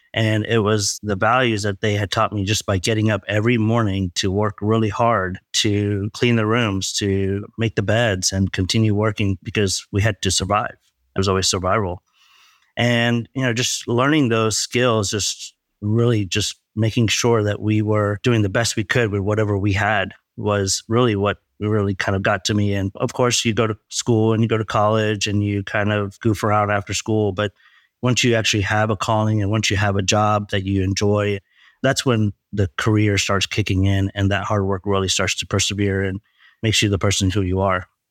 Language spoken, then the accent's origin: English; Leicester, East Midlands, United Kingdom; also born or lived in Texas, United States; now in United States; growing up in a small town in England. Actually, I was born in Leicester, England.